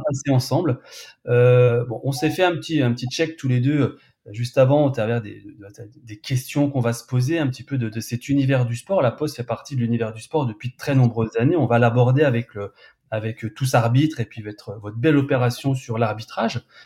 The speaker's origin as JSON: {"language": "French", "area": "Burgundy", "region": "Bourgogne-Franche-Comté", "country": "France", "said": "je suis aussi de Bourgogne"}